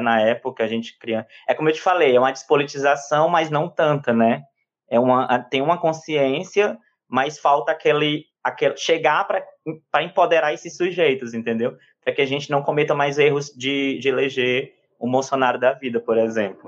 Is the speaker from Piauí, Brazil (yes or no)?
yes; Cabeceiras do Piauí, Piauí, Brazil; accent: piauiês; also born or lived in Teresina; eu me criei aqui, é como se eu tivesse nascido, eu cresci aqui e construí toda a minha vida e história de vida nesse município, né, de Cabeceiras do Piauí